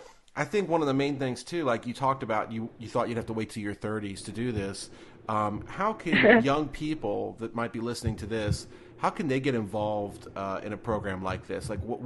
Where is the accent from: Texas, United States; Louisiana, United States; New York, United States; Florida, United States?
New York, United States; moved away as an adult; also born or lived in Ohio; I grew up in New York and went to college in Ohio